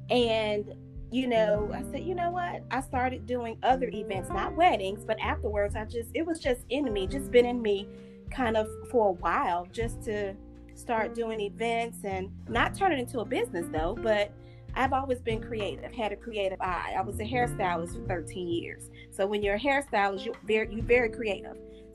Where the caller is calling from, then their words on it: Atlanta, Georgia, United States; I'm actually calling from Atlanta, Georgia.